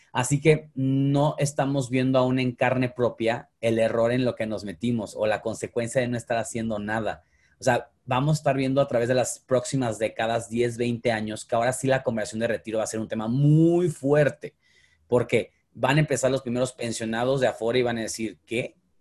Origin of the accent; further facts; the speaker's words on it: Mexico; soy mexicano